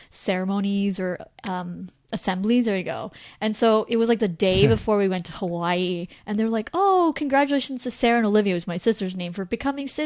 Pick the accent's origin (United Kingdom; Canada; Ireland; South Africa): Canada; I call myself Canadian